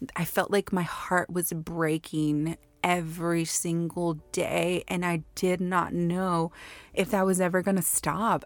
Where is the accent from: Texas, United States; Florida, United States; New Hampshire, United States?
Texas, United States; Houston; I was born and raised in Houston, Texas.